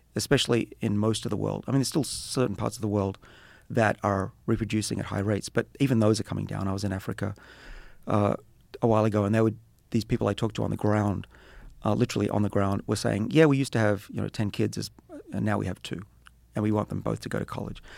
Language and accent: English; Australia; moved away; I'm Australian